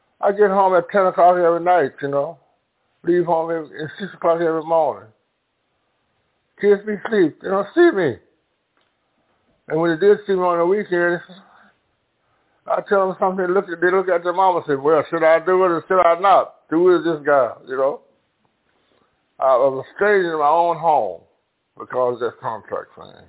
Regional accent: Clarksdale, Mississippi, United States; now in Chicago, United States; I was born in Clarksville, Mississippi.

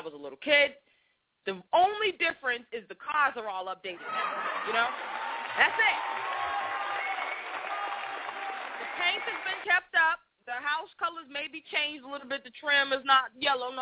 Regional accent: Boston, Massachusetts, United States; accent: Boston; growing up in Boston, the first part of my life

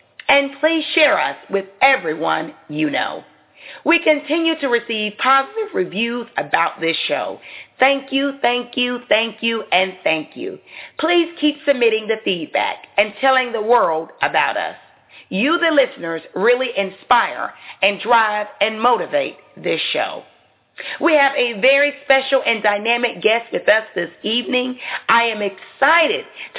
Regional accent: the South, United States; I am from the South.

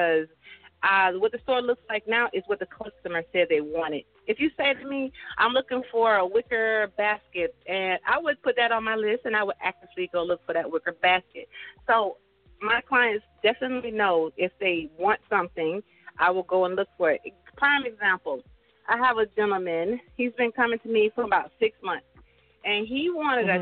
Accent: Birmingham, Alabama, United States; moved away as an adult; also born or lived in Griffin, Georgia; now in Stockbridge, United States; I'm from Birmingham, Alabama.

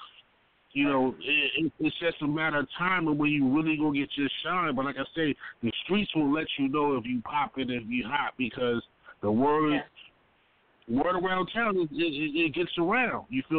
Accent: Baltimore, Maryland, United States; I'm from Baltimore

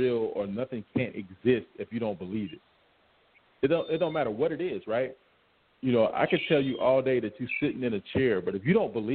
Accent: Cassatt, South Carolina, United States; I grew up in Cassett, South Carolina, right outside of Camden

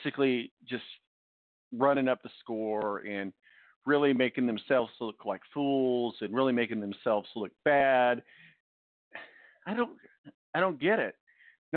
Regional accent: United States; I'm an American

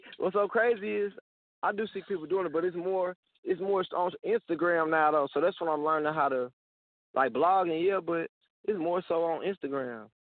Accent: St. Louis, Missouri, United States; I'm from St. Louis

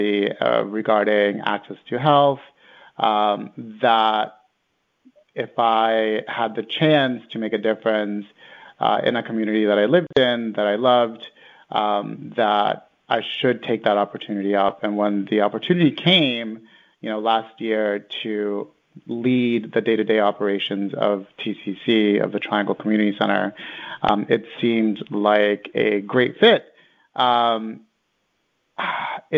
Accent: Greenwich, Connecticut, United States; also born or lived in El Salvador; I was born in El Salvador, and I grew up in El Salvador for about 9 years and came to the U.S. when I was nine. And the rest of the time, I grew up in Greenwich, so I went through all of Greenwich public school systems.

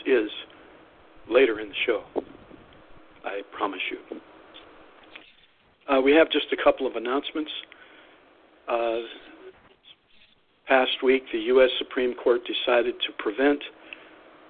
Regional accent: Youngstown, Ohio, United States; moved away; also born or lived in Michigan / Tennessee / Kentucky / California; I grew up in Youngstown, Ohio

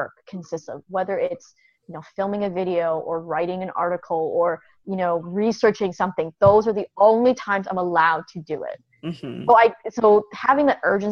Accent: Canada; moved away as an adult; also born or lived in China; now in United States; I'm originally from Canada.

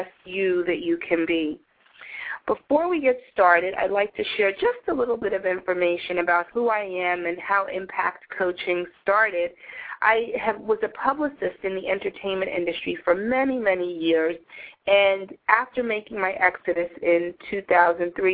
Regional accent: New York City, New York, United States; when I was growing up in New York City, my mom would let me go to McDonald's for dinner, but only on Fridays.

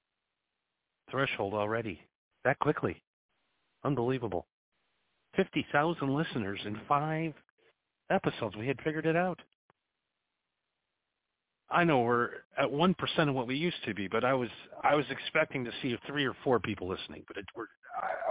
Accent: United States; 72 people from my home country

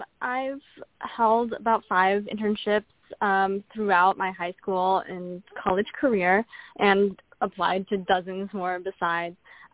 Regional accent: the Bay Area, California, United States; I'm from the Bay Area

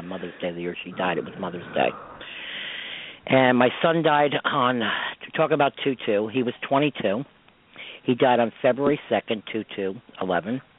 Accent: Croton-on-Hudson, New York, United States; I grew up in Croton

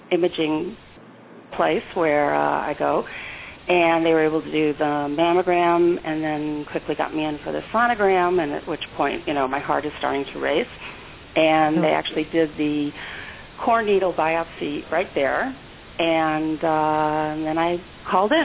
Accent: St. Louis, Missouri, United States; I'm from St. Louis, Missouri

